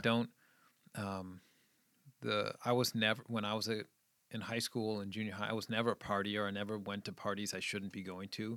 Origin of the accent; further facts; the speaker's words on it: Scituate, Massachusetts, United States; also born or lived in Midwest; I grew up in New England, just outside of Boston, and, um, I went to a little high school, um, in this little town called Scituate.